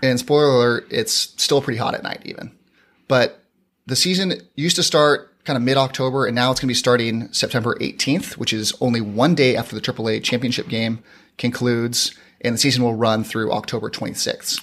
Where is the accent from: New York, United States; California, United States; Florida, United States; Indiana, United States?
California, United States; San Diego; I'm from San Diego, born and raised